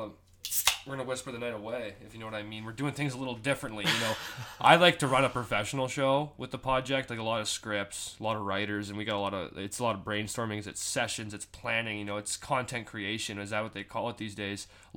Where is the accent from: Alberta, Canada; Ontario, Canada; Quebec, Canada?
Alberta, Canada; Calgary; moved away; I think I'm 35 hours to drive home from here to Calgary where I'm from.